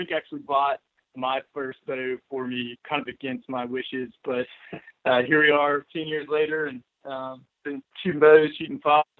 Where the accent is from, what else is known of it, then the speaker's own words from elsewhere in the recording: Greenville, South Carolina, United States; I'm from Greenville, South Carolina.